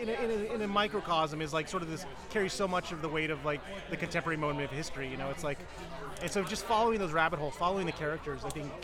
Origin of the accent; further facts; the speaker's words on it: Austin, Texas, United States; I'm from Austin